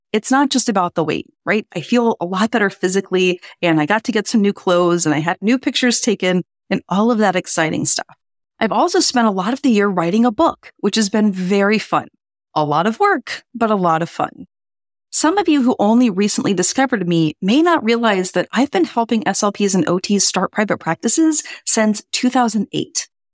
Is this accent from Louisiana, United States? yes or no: yes; New Orleans, Louisiana, United States; now in Boston, United States; my hometown of New Orleans